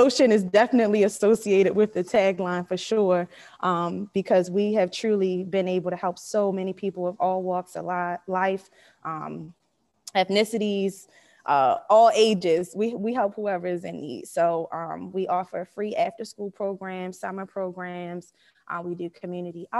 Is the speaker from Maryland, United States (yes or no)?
yes; Baltimore, Maryland, United States; I am from Baltimore, Maryland, born and raised in Baltimore from Park Heights